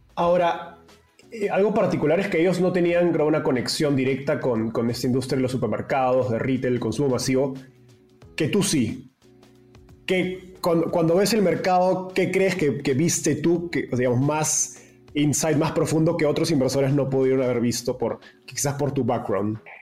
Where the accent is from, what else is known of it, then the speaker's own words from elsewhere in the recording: Peru; moved away as an adult; now in Mexico; soy peruano